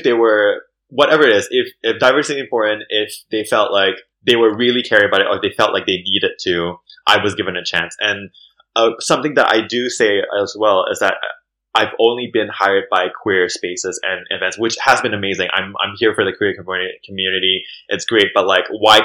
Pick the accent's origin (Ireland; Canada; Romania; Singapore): Singapore; moved away as an adult; now in London, United Kingdom; growing up in Singapore, I almost felt embarrassed being Malay